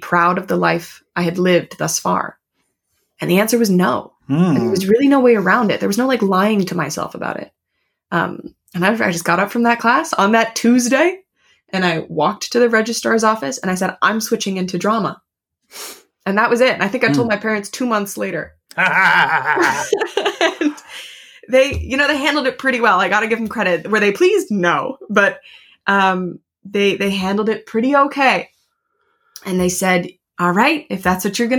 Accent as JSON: {"language": "English", "region": "Connecticut", "country": "United States", "tie": "born or raised there", "said": "I grew up just outside of New York City, actually, in Connecticut"}